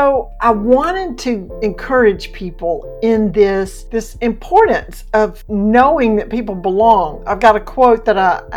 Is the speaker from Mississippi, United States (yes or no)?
yes; Mississippi, United States; moved away as an adult; also born or lived in Alabama / Georgia / Florida; I was born in Mississippi and I've lived in Alabama, two places in Georgia, and two places in Florida